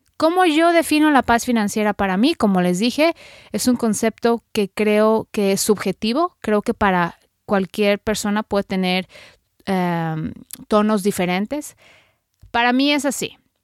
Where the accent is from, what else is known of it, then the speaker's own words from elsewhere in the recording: Mexico; now in United States; soy periodista mexicana radicada en Estados Unidos